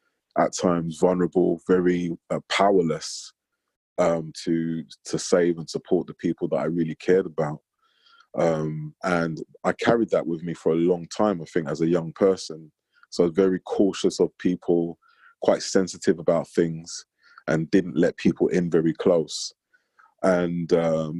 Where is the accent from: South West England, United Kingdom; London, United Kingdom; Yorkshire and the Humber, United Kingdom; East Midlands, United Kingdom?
London, United Kingdom; I grew up in North London in the 80s